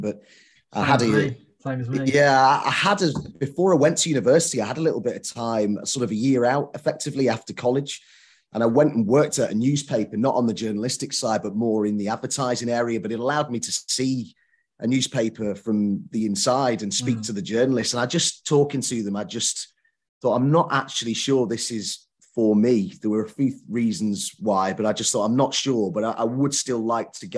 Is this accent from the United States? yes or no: no; Southport, North West England, United Kingdom; I'm from Southport, which is near Liverpool